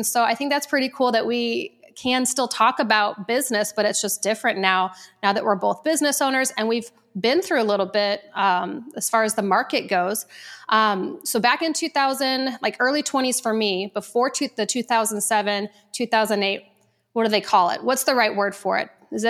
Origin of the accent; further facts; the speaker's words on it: Omaha, Nebraska, United States; moved away; before I moved to Arizona, I was from Omaha, Nebraska.